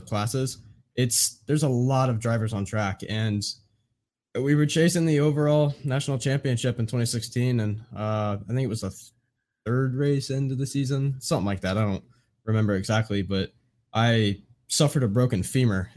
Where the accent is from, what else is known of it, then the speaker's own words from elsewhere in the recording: Indiana, United States; I'm born and raised in Indiana.